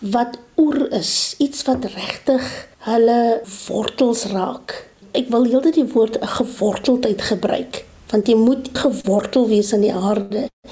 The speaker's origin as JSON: {"language": "Afrikaans", "country": "Namibia", "moved": "yes", "said": "Ek kom van Namibië oorspronklik"}